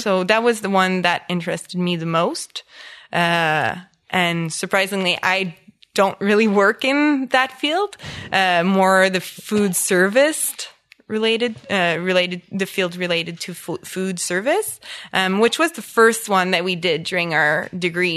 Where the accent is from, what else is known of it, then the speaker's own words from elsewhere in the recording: Embrun, Ontario, Canada; English is a second language; also born or lived in Orleans, Ottawa; I grew up in Embrun, which is a small, uh, French village, uh, east, southeast of Ottawa